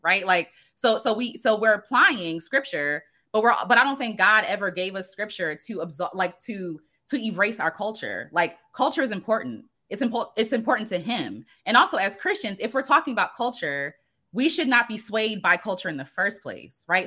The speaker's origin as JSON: {"language": "English", "country": "United States", "said": "I am an American Black woman"}